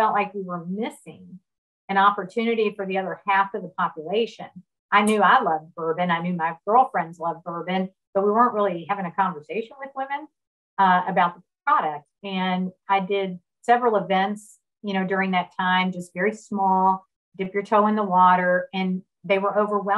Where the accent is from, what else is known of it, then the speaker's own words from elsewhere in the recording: Kentucky, United States; I grew up in Kentucky